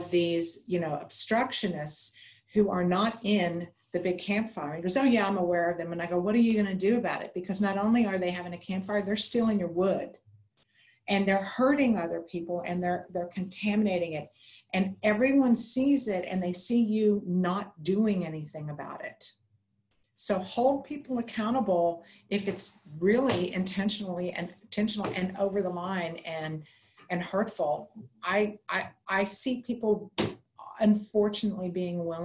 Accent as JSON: {"language": "English", "region": "Texas", "country": "United States", "said": "I'm from Texas"}